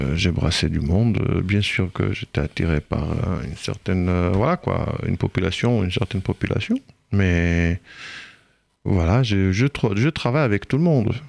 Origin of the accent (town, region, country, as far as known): Israel; French is a second language; moved away as an adult; also born or lived in Normandy; now in France